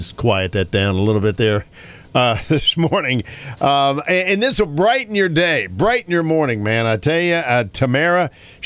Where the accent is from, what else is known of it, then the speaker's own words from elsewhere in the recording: North Carolina, United States; my home state of North Carolina